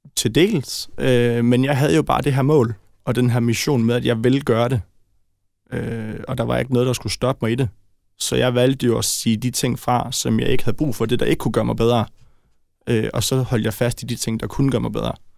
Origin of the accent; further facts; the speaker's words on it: Brøndby, Capital Region of Denmark, Denmark; jeg er født i Brøndby